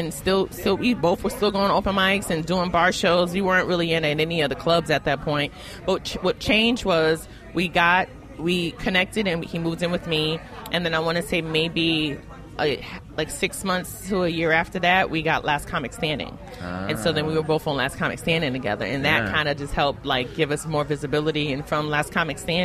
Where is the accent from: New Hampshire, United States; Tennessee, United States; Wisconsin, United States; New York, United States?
New York, United States; New York City; I am from Brooklyn